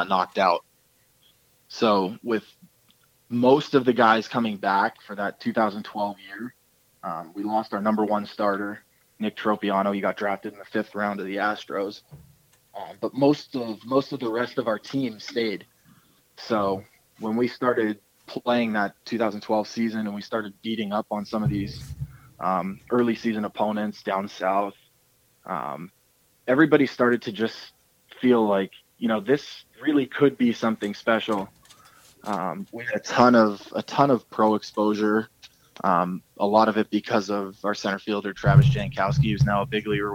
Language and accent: English; Toronto, Ontario, Canada; moved away as an adult; I'm this Canadian shortstop from Toronto